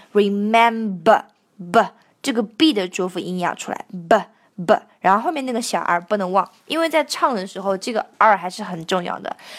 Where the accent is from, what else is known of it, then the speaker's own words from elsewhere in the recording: China; 这跟我们中国人说 I love you 的那个 I 是一样的